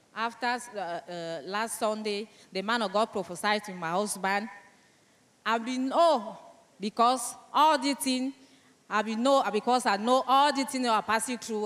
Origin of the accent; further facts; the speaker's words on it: Cameroon; first language French; English is a second language; I come from Cameroon